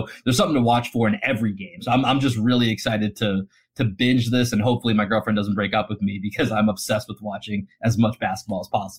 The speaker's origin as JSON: {"language": "English", "town": "Boston", "region": "Massachusetts", "country": "United States", "tie": "born or raised there", "said": "I grew up in Dorchester."}